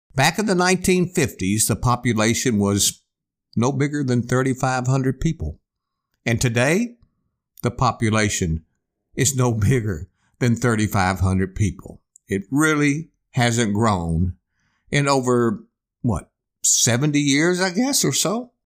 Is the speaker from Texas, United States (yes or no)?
yes; Eagle Lake, Texas, United States; moved away as an adult; now in Houston, United States; growing up in Eagle Lake